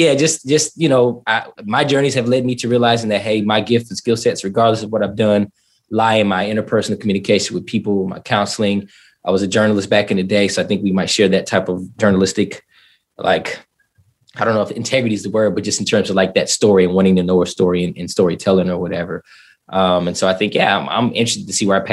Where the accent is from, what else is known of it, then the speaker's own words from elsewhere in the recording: Southern California, United States; moved away as an adult; also born or lived in East St. Louis, Illinois / Atlanta / overseas; now in Florida, United States; I was born in East St. Louis, Illinois, left there, grew up in Southern California